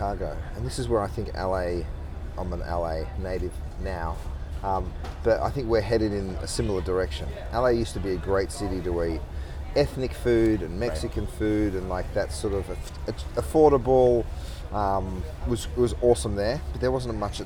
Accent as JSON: {"language": "English", "town": "Melbourne", "region": "Victoria", "country": "Australia", "said": "I'm from Melbourne."}